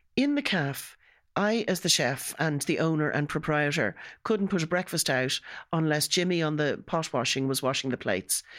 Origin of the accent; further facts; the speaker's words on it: Ireland; being an Irish